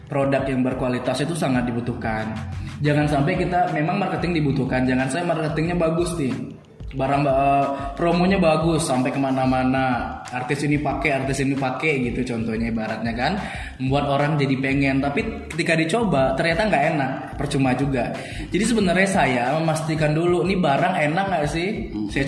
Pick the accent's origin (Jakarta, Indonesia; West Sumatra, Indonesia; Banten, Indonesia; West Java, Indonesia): West Sumatra, Indonesia; Padang; karena saya juga dari Sumatera Barat dari Padang jadi memang mungkin udah uratnya mereka berdagang